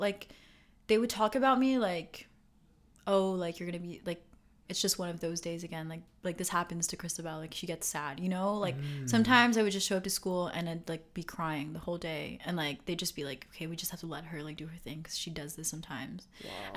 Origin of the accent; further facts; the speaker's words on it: Montreal, Quebec, Canada; first language English; also born or lived in West Island, Montreal; I grew up in La Salle, so like I had all my friends